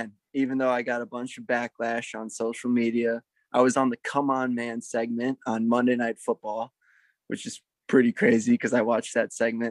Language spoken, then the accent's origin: English; Minneapolis, Minnesota, United States; I'm in my hometown of Minneapolis, Minnesota